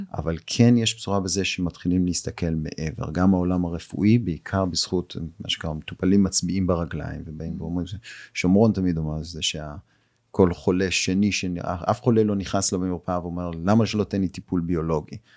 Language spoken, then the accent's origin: Hebrew; Israel; פה בישראל, אנחנו, את יודעת, אנחנו ישראלים